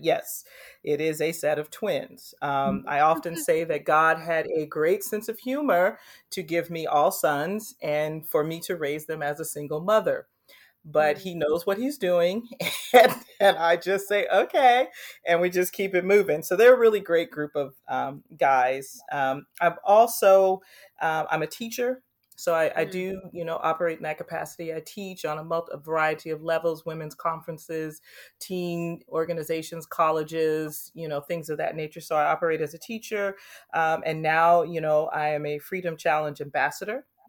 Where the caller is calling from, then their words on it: Anaheim, California, United States; I'm calling in from Anaheim, California. I currently live in Anaheim, um, haven't been here too long.